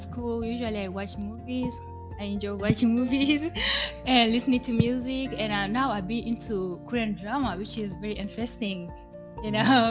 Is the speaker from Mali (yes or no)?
yes; Mali; moved away as an adult; now in Springfield, United States; I'm from Mali, West Africa. I've been here for 5 years now